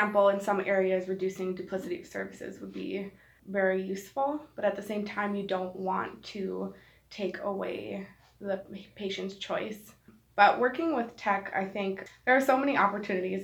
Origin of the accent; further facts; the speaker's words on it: Milwaukee, Wisconsin, United States; moved away; also born or lived in Minnesota; I'm from Milwaukee